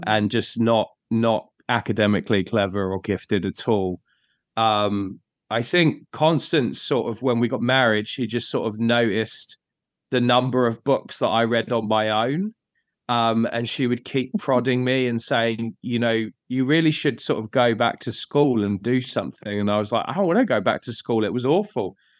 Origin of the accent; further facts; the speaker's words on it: Bedfordshire, East of England, United Kingdom; moved away as an adult; now in London, United Kingdom; I'm originally from um, a place called Bedfordshire. Uh, I moved to London about 19 years ago